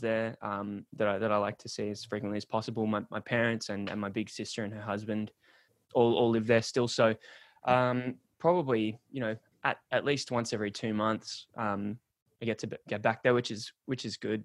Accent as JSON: {"language": "English", "town": "Sydney", "region": "New South Wales", "country": "Australia", "tie": "born or raised there", "moved": "as an adult", "lives_now": "Melbourne, Australia", "said": "I'm from, I grew up in Sydney, Australia, and moved, moved from Sydney to, to Melbourne"}